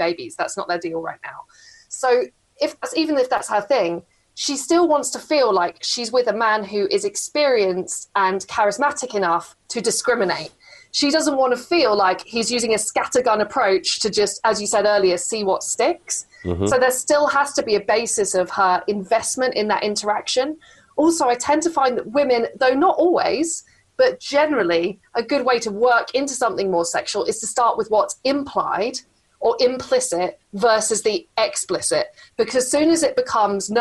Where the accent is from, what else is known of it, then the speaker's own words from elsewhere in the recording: England, United Kingdom; I'm so English